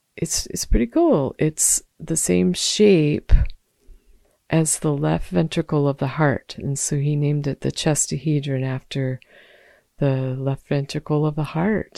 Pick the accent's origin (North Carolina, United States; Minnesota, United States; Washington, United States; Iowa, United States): Washington, United States; Olympia; moved away; in Olympia, Washington, um, my hometown where I've spent much of my life and my family resides.